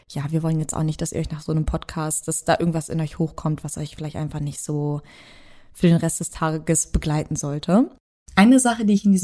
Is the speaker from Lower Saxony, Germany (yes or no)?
yes; Braunschweig, Lower Saxony, Germany; promoviert gerade an der Hochschule für Bildende Künste in Braunschweig, was übrigens meine Heimatstadt ist. Also Shoutout an die Hood.